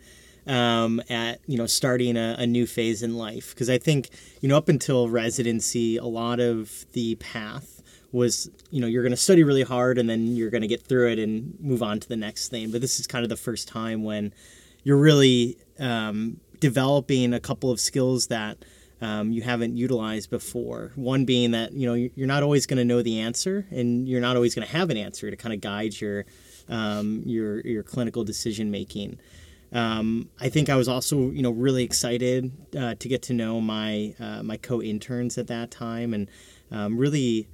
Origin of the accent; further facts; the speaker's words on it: Chicago, Illinois, United States; Born and raised in Chicago